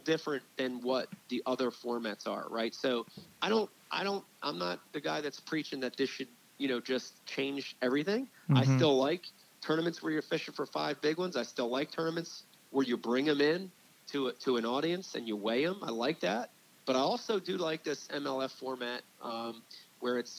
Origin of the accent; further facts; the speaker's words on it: New Jersey, United States; I grew up in New Jersey.